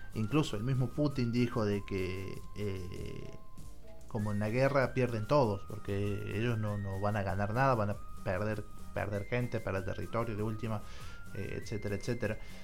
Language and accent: Spanish; Argentina